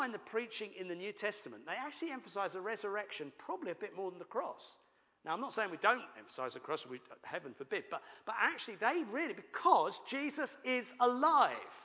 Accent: United Kingdom; we're British

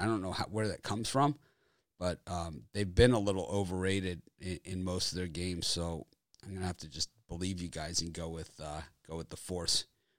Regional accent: Miami, Florida, United States; I'm from Miami

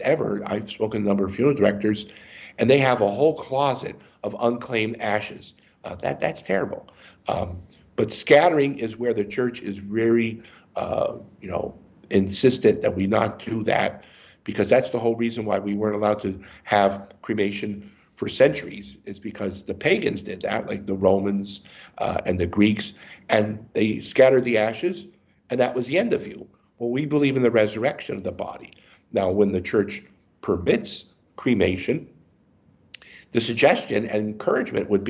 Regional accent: Erie, Pennsylvania, United States; also born or lived in Harrisburg, Pennsylvania; I grew up in Erie, Pennsylvania

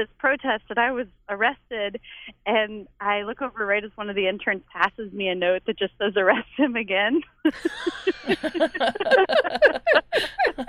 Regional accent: Richmond, Virginia, United States; now in Whitesburg, United States; I'm from Richmond, Virginia

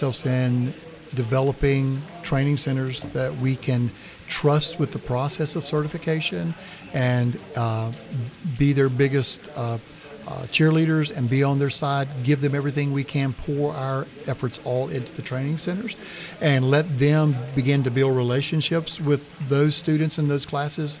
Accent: the South, United States; as we say in the South

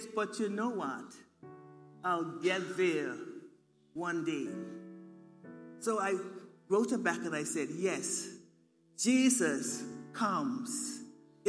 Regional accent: Turks & Caicos Islands; moved away; I come from the Turks and Caicos Islands

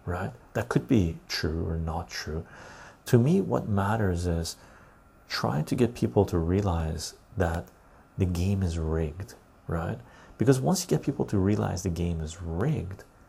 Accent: Canada; I'm Canadian. I wanted to see my country

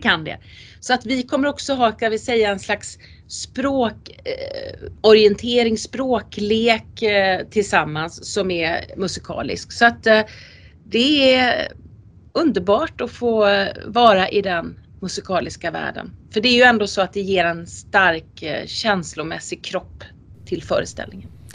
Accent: Sweden; first language Swedish; jag som rikssvensk då och rikssvensk skådespelare, jag spelar ju på mitt språk för det är det enda jag kan

